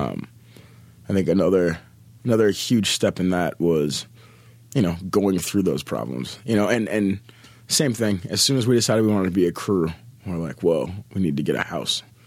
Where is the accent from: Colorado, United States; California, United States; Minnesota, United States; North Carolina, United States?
Minnesota, United States; Minneapolis; I'm born and raised in Minneapolis, Minnesota